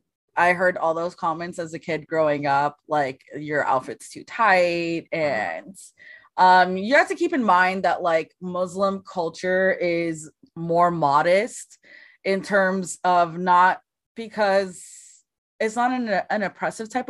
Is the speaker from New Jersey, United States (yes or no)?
no; Los Angeles, California, United States; I was born and raised in Los Angeles